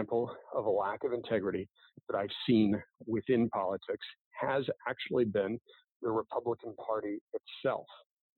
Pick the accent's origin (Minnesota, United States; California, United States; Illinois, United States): Illinois, United States; I grew up in Illinois.